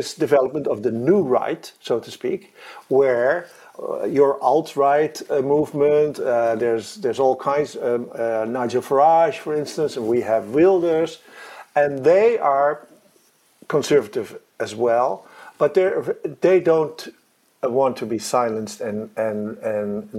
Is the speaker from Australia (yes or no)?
no; Netherlands